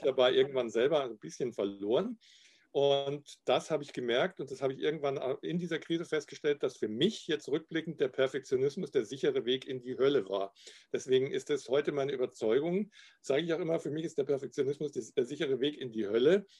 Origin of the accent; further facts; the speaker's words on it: Garmisch-Partenkirchen, Bavaria, Germany; accent: Upper Bavarian; now in Cologne, Germany; meine alte Heimat Garmisch-Partenkirchen